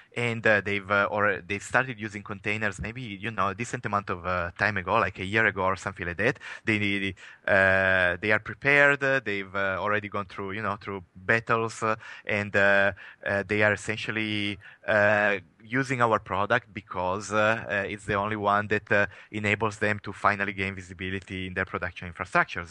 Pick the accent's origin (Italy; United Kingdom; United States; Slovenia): Italy; English is a second language; moved away; as you can probably tell from my accent, I'm, I am coming from Italy